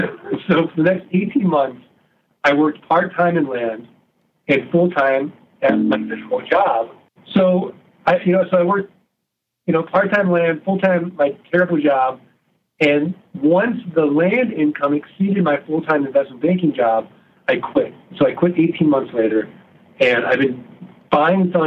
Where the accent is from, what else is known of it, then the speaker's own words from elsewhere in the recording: St. Louis, Missouri, United States; I'm from Missouri. I'm from St. Louis. We're the show me state